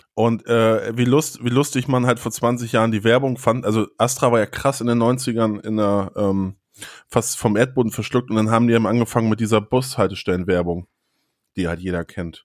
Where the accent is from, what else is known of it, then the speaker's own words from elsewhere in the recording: a village near Flensburg, Schleswig-Holstein, Germany; also born or lived in Hannover; now in Hamburg, Germany; Bei mir war es ja so auf dem Dorf und dann hat man die nur, oder ich bin ja auf dem Dorf da zur Schule gegangen, aber zum Feiern sind natürlich dann alle nach Flensburg reingefahren